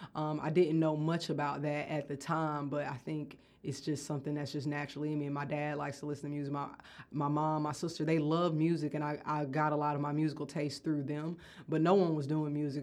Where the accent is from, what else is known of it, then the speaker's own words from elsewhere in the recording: Athens, United States; also born or lived in Atlanta; I grew up here in Athens